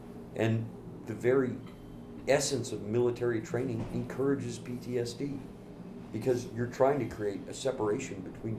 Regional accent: the South, United States; now in Los Angeles, United States; I'm from the Midwest. {S6} Mm-hmm. {S1} I mean, in the South.

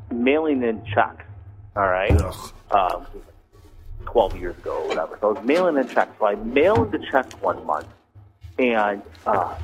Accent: Cleveland, Ohio, United States; also born or lived in Pittsburgh; so I live in Cleveland right now, I grew up in Cleveland, but I lived in Pittsburgh for a while when I was younger

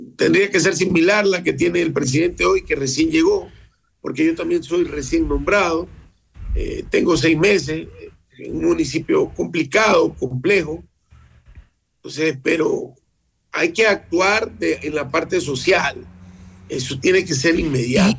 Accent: Esmeraldas, Ecuador; nací en Esmeraldas

